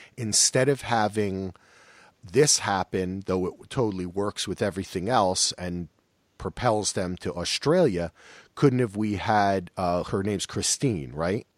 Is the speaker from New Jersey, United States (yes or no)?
yes; New Jersey, United States; I'm from Jersey